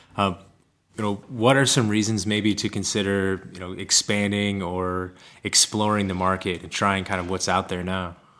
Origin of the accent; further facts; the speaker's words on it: Kansas City, United States; moved away; also born or lived in Colorado / Minneapolis, Minnesota; originally, I'm from Kansas City, and kind of was bouncing around, and went out to Colorado and cultivated for a while before getting to Minneapolis